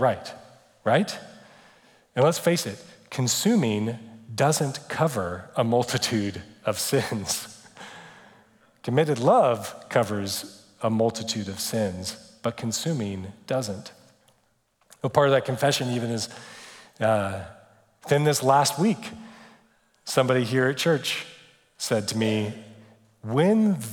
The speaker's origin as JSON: {"language": "English", "country": "United States", "said": "we're too American. We're very American"}